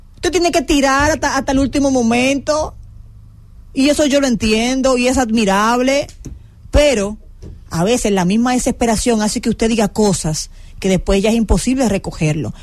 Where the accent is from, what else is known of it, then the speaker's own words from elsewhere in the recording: Dominican Republic; Soy muy dominicano